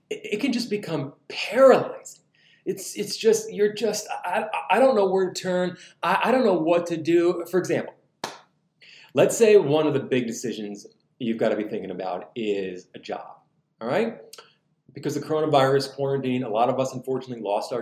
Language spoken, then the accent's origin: English; New Jersey, United States; now in Southern United States; in the Northeast, I'm from New Jersey